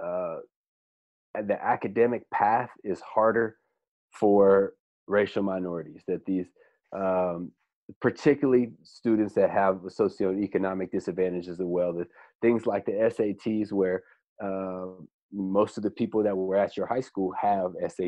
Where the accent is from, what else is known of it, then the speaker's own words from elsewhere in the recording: Bay Area, California, United States; now in San Diego, United States; I grew up in the Bay Area.